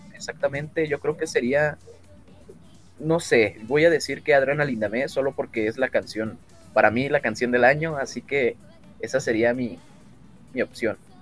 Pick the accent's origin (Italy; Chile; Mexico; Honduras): Mexico; tengo 24 años y, soy de México.